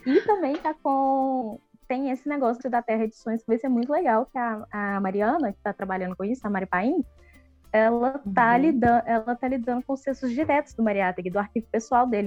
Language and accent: Portuguese; Santiago, Santiago Metropolitan Region, Chile; Portuguese is a second language; now in Belo Horizonte, Brazil; eu sou chilena, nasci em Santiago, na lindíssima comuna de Ñuñoa